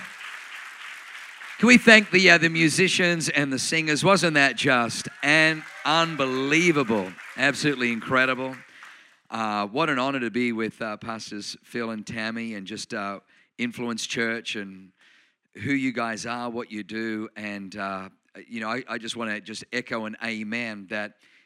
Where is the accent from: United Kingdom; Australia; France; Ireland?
Australia; accent: Australian; also born or lived in Germany / New Zealand / South Auckland; now in Anaheim Hills, United States; You probably notice I have a Australian accent. But I was born in Germany, but I grew up in Australia. I spent 7 years in New Zealand